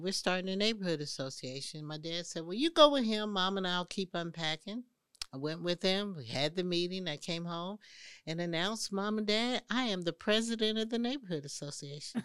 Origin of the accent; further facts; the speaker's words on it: Indianapolis, Indiana, United States; moved away as an adult; now in Atlanta, United States; I grew up in Indianapolis, Indiana.